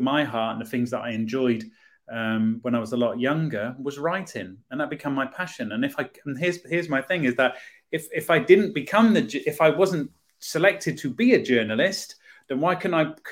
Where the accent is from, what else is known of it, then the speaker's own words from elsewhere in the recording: Poole, South West England, United Kingdom; moved away as an adult; I'm a Poole lad, born and bred